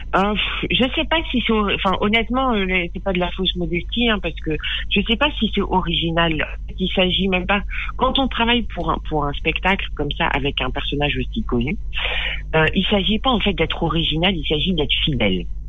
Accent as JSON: {"language": "French", "town": "Périgueux", "region": "Nouvelle-Aquitaine", "country": "France", "tie": "born or raised there", "said": "J'ai grandi euh, dans le Périgord, à Périgueux"}